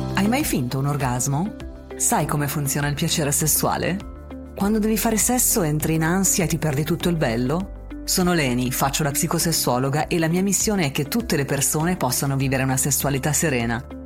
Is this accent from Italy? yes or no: yes; Emilia-Romagna, Italy; Adesso sono dalle mie parti